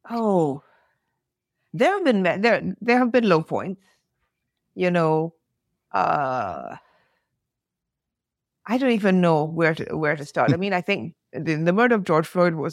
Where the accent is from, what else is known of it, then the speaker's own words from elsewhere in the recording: United Kingdom; i am British Barbadian. I don't live in the US. I have cousins. I have a sister in the US.